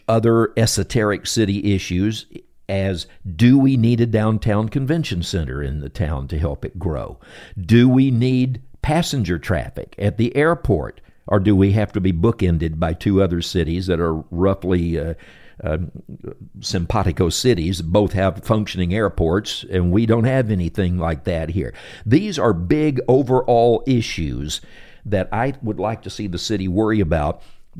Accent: Temple, Texas, United States; born there; I was born in Temple, Texas, so I'm indigenous enough.

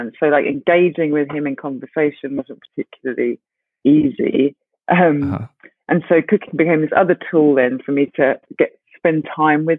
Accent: London, United Kingdom; also born or lived in Essex / Ghana / Woolwich / Brighton; I was born in Essex in a convent for unmarried mothers. But I was brought up in Deptford, southeast London, the first 6 years, and then the rest of... Then I spent a bit of time in Ghana, then Deptford, then Woolwich, and then Brighton, then London

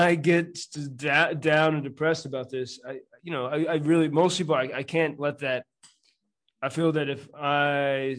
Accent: United States; moved away as an adult; now in Lviv, Ukraine; I'm an American.

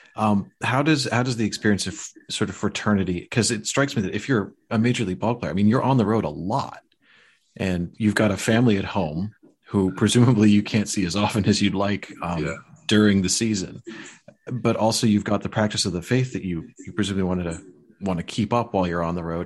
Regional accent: Chicago, Illinois, United States; growing up in Chicago

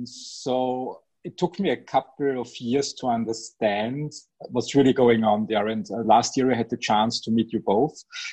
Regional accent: Styria, Austria; moved away; I'm from Styria

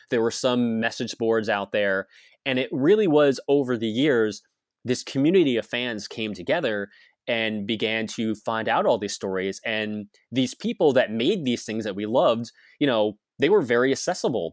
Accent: New Jersey, United States; moved away as an adult; now in California, United States; growing up in New Jersey

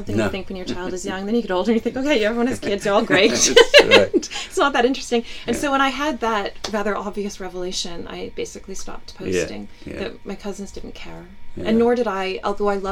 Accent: Winnipeg, Manitoba, Canada; also born or lived in Saskatoon; now in New York City, United States; I didn't grow up in Saskatoon, I grew up in Winnipeg

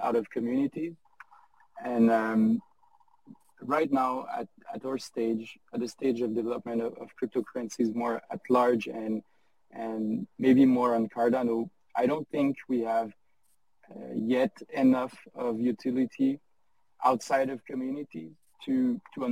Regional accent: France; English is a second language; my first language is not English. So I'm French

